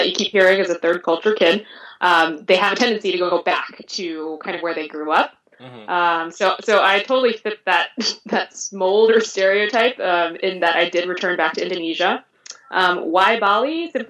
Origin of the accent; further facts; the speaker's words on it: France; born there; I was not ever born in America. Again, I was born in France.